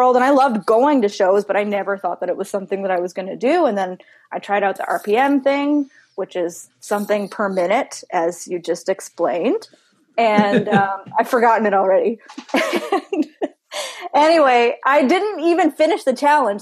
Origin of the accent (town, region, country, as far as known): Newfoundland and Labrador, Canada; born or raised there